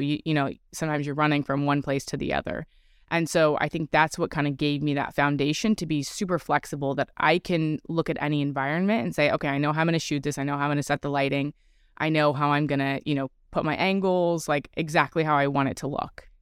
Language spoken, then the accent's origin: English; California, United States; I'm originally from California